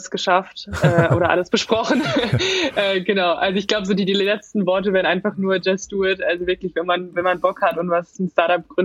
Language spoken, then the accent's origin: German; Baden-Württemberg, Germany; ich komme aus der Nähe von Mannheim